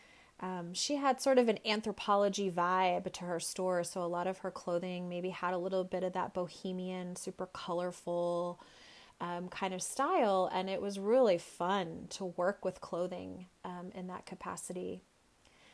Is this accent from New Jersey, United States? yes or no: no; Dallas, Texas, United States; now in Boston, United States; Dallas, where I grew up